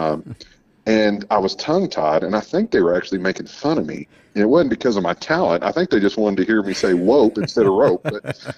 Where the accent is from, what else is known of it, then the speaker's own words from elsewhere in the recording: Uvalde, Texas, United States; I grew up a little bit in West Texas, and then I grew up down in South Texas in Uvalde